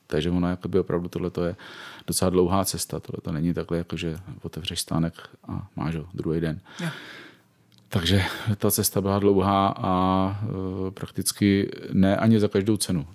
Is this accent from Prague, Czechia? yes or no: yes; Prague, Czechia; jsem z Prahy, ženatý, dvě děti a je mi přes pade